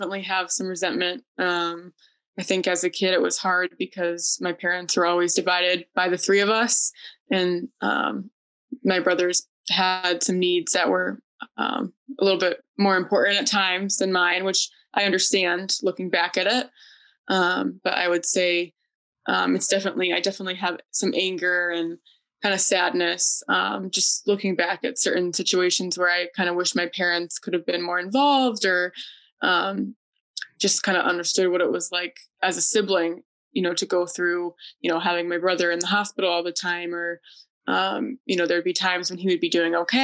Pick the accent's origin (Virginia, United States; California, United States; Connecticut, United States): Connecticut, United States; I am from Connecticut and I work as a registered nurse